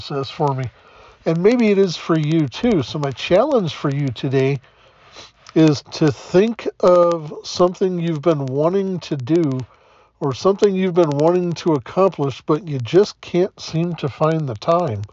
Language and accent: English; the South, United States; Growing up in the South